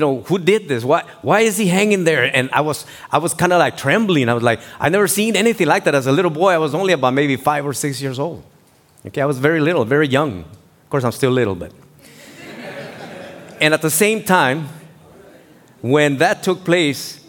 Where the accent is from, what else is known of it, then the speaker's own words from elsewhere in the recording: Tijuana, Baja California, Mexico; moved away; I grew up was born in Mexico, in Tijuana, Baja California, and I was born in the Colonia Independencia.